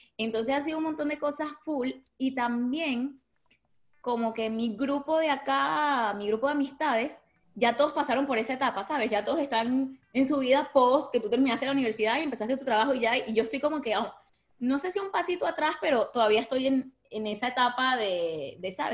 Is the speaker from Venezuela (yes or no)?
yes; Venezuela; moved away as an adult; also born or lived in Lechería; now in Miami, United States; somos venezolanos